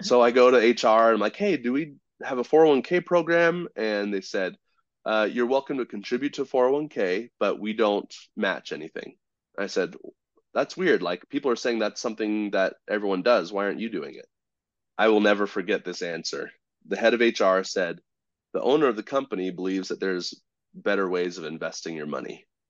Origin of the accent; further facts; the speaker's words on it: Southern California, United States; I grew up in Southern California, but not in the pretty part